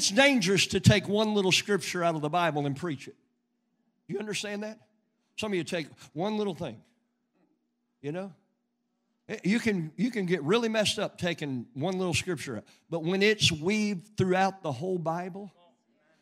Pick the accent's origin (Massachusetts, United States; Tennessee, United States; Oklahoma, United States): Oklahoma, United States; Western; I grew up in Western Oklahoma